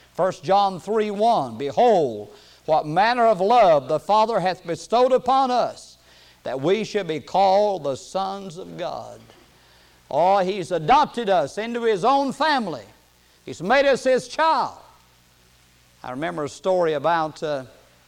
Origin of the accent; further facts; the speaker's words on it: United States; I was born in America and why I was born in a part of America where I could hear the gospel